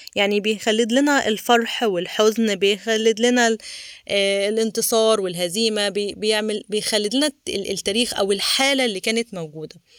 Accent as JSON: {"language": "Arabic", "country": "Egypt", "said": "احنا مصريين"}